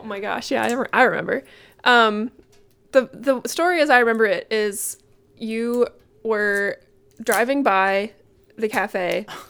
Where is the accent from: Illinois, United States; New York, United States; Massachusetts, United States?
Massachusetts, United States; moved away as an adult; also born or lived in Vermont; now in Burlington, United States; I grew up in Massachusetts. Moved here in twenty eleven